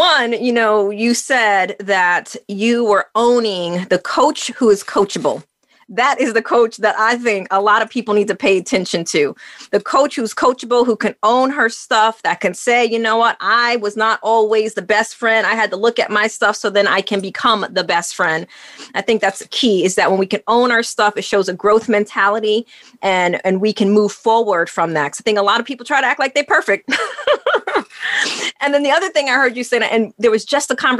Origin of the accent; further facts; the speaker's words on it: New York, United States; moved away; I'm originally from New York